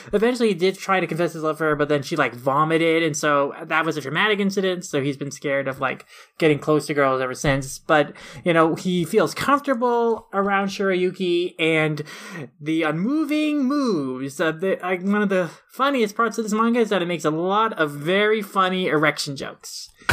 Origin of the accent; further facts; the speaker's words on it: Minnesota, United States; a Minnesotan who also has to survive pretty crazy winters